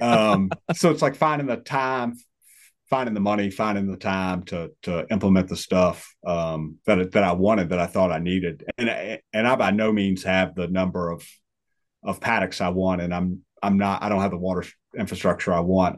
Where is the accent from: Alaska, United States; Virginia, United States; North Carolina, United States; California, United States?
Virginia, United States; northwest of Richmond; moved away as an adult; where I'm at now, northwest of Richmond